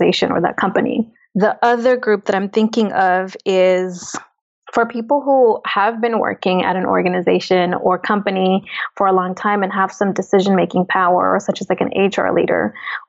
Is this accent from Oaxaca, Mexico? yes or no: yes; Oaxaca, Mexico; I'm Oaxacan. I'm indigenous from Mexico.